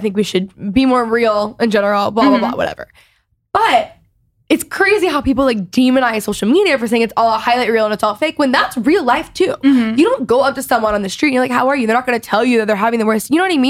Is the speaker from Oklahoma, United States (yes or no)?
no; Dallas, Texas, United States; accent: Valley girl; I, for whatever reason, have this like godforsaken Valley girl accent when I grew up in Texas. I don't know where it came from. Like, I don't even I say y'all, but I don't have, I mean, no one really in Dallas has like strong accents